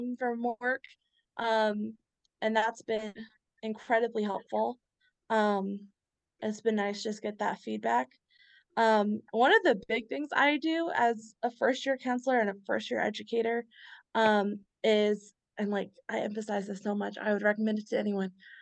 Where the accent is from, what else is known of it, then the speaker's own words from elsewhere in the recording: near Lawrence, Kansas, United States; now in Lawrence, United States; I live in Lawrence, close to my hometown